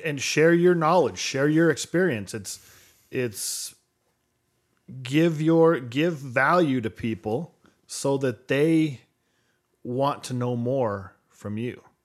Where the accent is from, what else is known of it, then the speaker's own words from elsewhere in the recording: Podunk, New Mexico, United States; I grew up in Podunk, New Mexico.